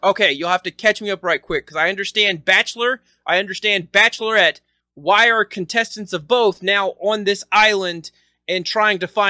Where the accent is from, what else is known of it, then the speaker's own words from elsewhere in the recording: Ozark, Arkansas, United States; moved away; also born or lived in Columbia, Missouri; the Missouri version of my Arkansas hometown